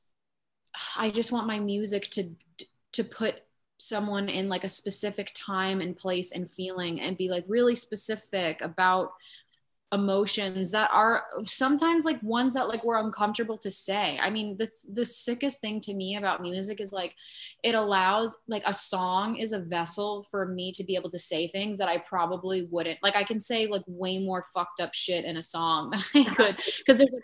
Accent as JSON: {"language": "English", "area": "near Asbury Park, Jersey Shore", "region": "New Jersey", "country": "United States", "tie": "born or raised there", "said": "I grew up. Really close to Asbury Park in like the town next to it"}